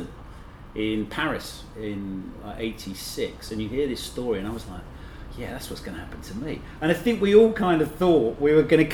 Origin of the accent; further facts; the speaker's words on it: Luton, East of England, United Kingdom; now in New York, United States; Originally Luton.